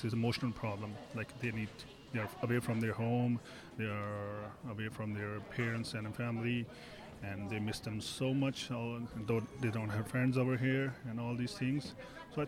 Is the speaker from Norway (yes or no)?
no; India; moved away as an adult; now in Canada; I'm from India.